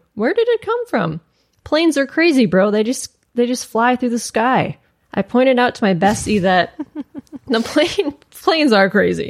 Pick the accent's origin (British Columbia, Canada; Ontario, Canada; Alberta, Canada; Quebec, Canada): Alberta, Canada; an area in East Central Alberta, Canada, that is quite rural and usually very quiet and boring. My hometown is a tiny village, and I grew up on a farm outside of it.